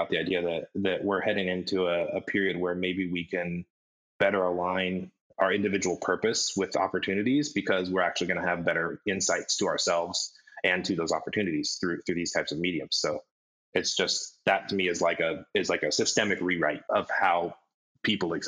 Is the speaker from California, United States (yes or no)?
no; Colorado, United States; I grew up in Colorado, and we had good schools